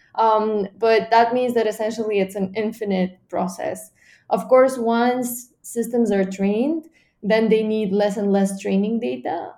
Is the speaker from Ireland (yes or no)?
no; Bulgaria; my home country, Bulgaria